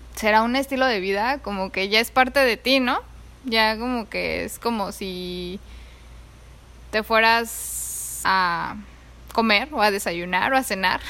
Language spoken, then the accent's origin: Spanish; Mexico City, Mexico; moved away as an adult; now in Oahu, United States; yo crecí en, en la ciudad, yo viví ahí toda mi vida.